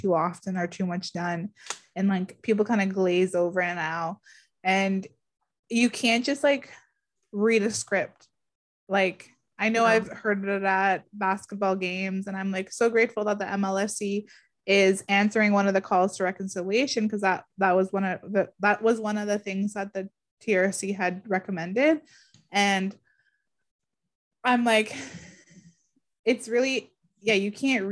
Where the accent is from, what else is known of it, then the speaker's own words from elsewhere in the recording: Garden River First Nation, Ontario, Canada; I'm from Garden River First Nation, the Bawating region.